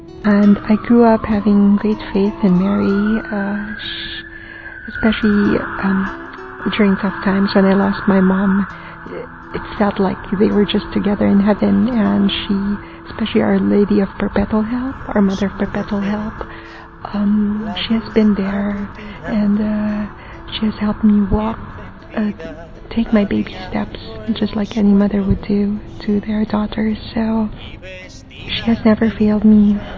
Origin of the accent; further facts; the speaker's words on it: Philippines; I'm from the Philippines.